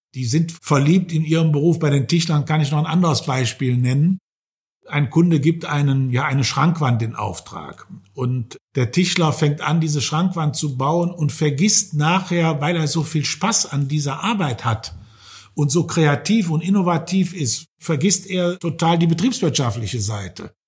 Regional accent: Germany; hier bei uns in Deutschland

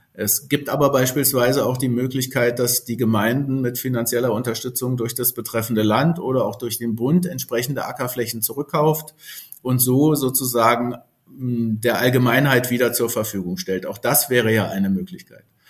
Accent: Germany; Als Berliner Brandenburger sozusagen ist man ja doch durch seine Region auch sehr geprägt

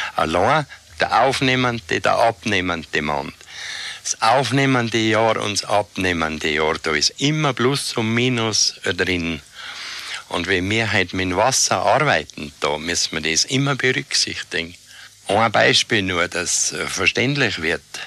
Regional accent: Jochberg, Tyrol, Austria; Ich bin in Jochberg geboren.

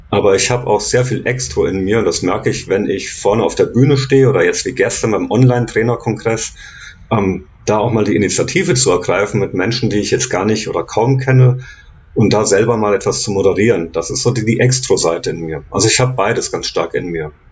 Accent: Giessen, Hesse, Germany; Da komme ich her, aus Gießen in Hessen.

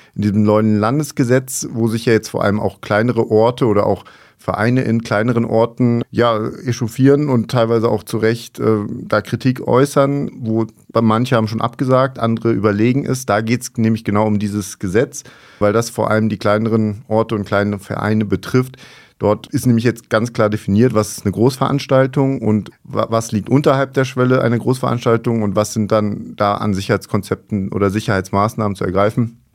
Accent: Mainz, Rhineland-Palatinate, Germany; als Mainzer

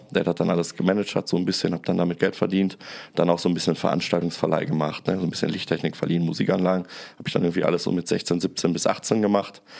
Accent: Bottrop, North Rhine-Westphalia, Germany; dann ist in meiner Heimatstadt in Bottrop so eine Gastromeile entstanden.

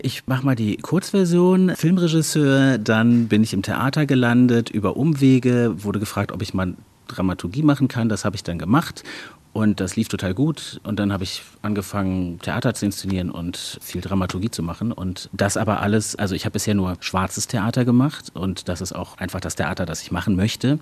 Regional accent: Berlin, Germany; moved away as an adult; now in Dortmund, Germany; Ich bin ja ähm, quasi neu Dortmunder, ich mhm. bin ja Berliner und ich pendle auch am Wochenende natürlich nach Hause

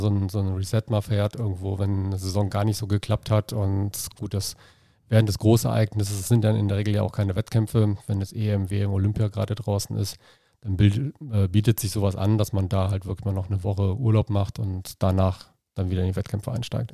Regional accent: Dormagen, North Rhine-Westphalia, Germany; also born or lived in Cologne; now in Leverkusen, Germany; ich bin äh, in Köln geboren, dann halt in Dormagen groß geworden, durch für den Leistungssport wieder nach Leverkusen gezogen

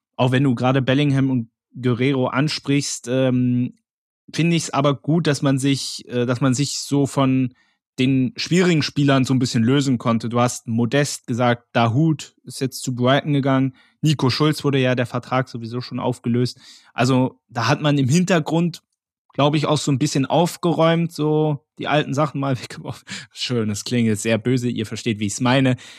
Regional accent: Berlin, Germany; als Berliner

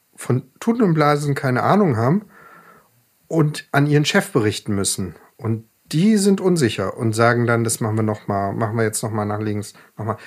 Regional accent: Ravensburg, Baden-Württemberg, Germany; moved away; in meiner Heimatstadt Ravensburg und es waren drei Gehminuten vom Elternhaus entfernt.

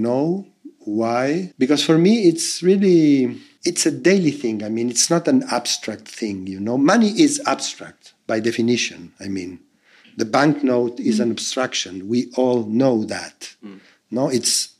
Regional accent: Argentina; moved away as an adult; I always lived in Argentina until 4 years ago

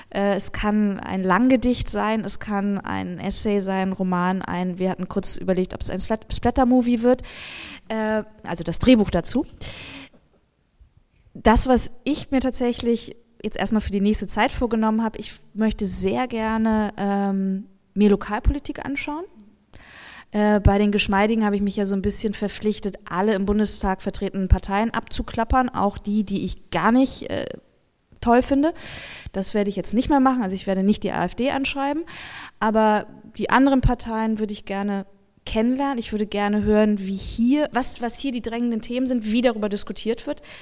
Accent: West Germany, Germany; jetzt rede ich hier wieder als Westdeutsche

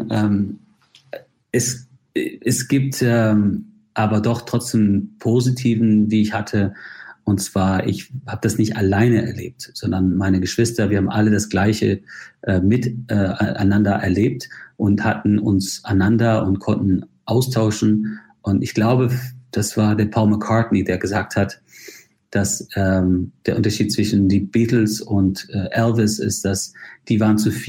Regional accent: Ireland; also born or lived in Spain; Naja, ich, ich bezeichne mich schon als Ire. Ich mhm. bin irischer Staatsbürger. Ich bin zwar in Spanien geboren und habe ein sehr verrücktes äh, Leben und habe in vielen Ländern gelebt, aber ähm, ich habe mich in Irland immer zu Hause gefühlt.

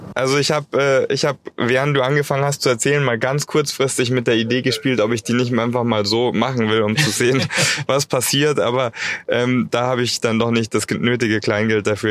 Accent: Germany; bei uns in Deutschland

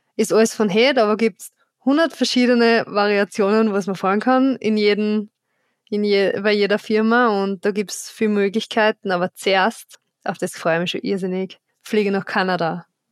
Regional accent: Styria, Austria

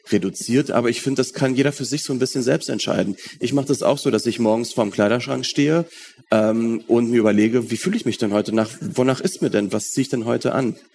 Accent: North Rhine-Westphalia, Germany; Ich bin im Ruhrgebiet aufgewachsen, ähm, deswegen war ich auch früher oft in Köln

